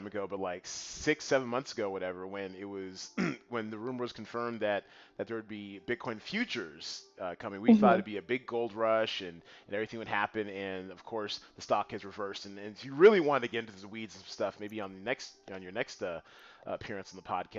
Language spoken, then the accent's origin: English; Panama; I'm from Panama